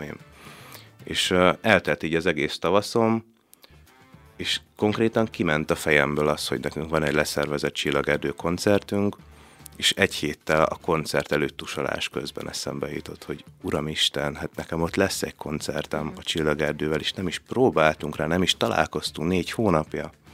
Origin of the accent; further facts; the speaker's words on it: Szabadkígyós, Békés, Hungary; hogyha Szabad Kígyusról Gyulára mentem el, akkor én azt már a messzinek éreztem